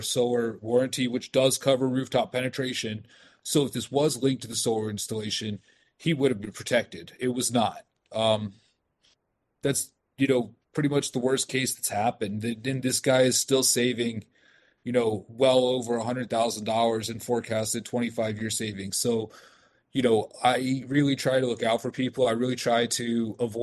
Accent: Frederick, Maryland, United States; My hometown, I'm originally from Frederick.

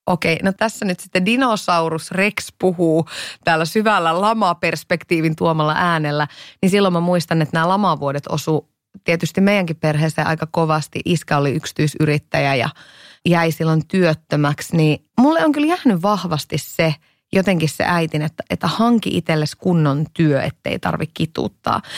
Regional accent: Iisalmi, North Savo, Finland; moved away as an adult; Mä oon siis kotosin Iisalmesta

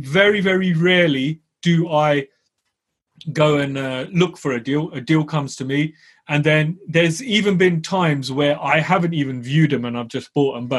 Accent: United Kingdom; I'm a Southerner

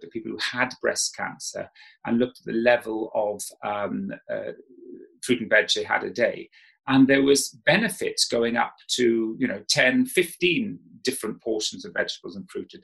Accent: South Wales, United Kingdom; when I grew up in South Wales

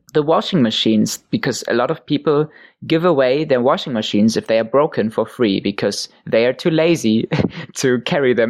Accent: Hamburg, Germany; one church in my hometown

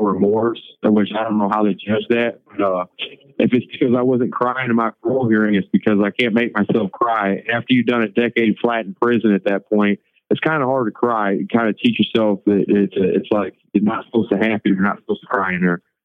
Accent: St. Louis, Missouri, United States; I'm from St. Louis, man. So I've never been raised racist

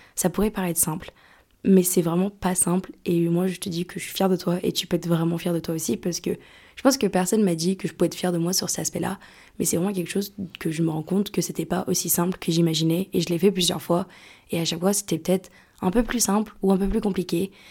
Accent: France; born or raised there; moved away as an adult; also born or lived in Lyon; now in Greece

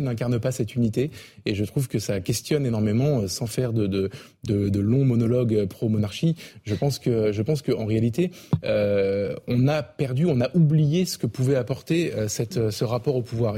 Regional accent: France; je suis français

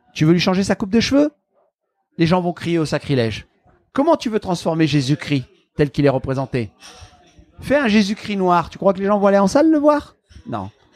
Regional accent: the Nord, Hauts-de-France, France; moved away; also born or lived in Marseille, France; j'ai grandi dans le Nord.

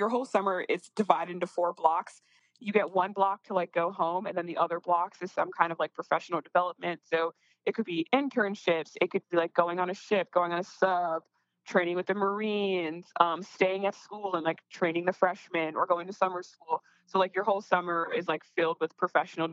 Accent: Northeast, United States; I'm from the Northeast.

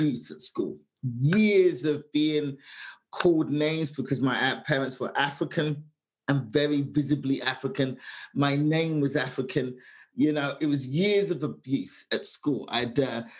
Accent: London, United Kingdom; moved away; 25 years of my life, just growing up in London, England in the 70s

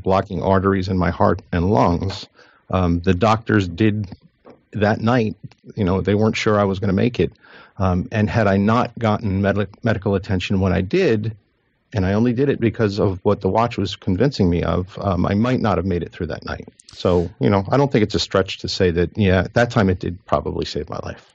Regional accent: New Jersey, United States; I'm from New Jersey

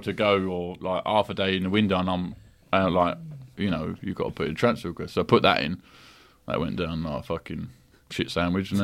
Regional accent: London, United Kingdom; I'm from London

